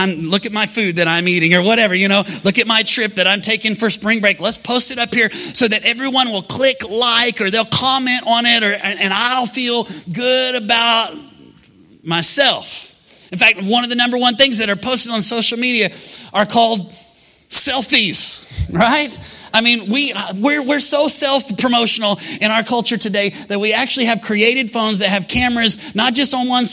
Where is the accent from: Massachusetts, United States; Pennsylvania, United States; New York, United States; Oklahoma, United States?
Oklahoma, United States; we're from Oklahoma